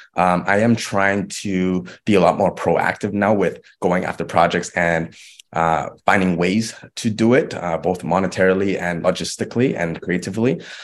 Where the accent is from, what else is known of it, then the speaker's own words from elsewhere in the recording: Vancouver, British Columbia, Canada; my hometown in Vancouver